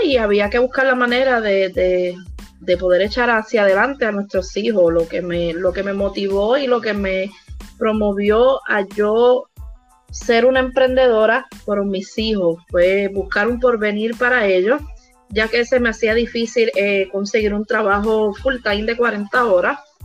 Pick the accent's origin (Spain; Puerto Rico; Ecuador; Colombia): Puerto Rico; also born or lived in Vega Baja, Puerto Rico; soy de Puerto Rico. Vivimos por aquí, por el área de Vega Baja.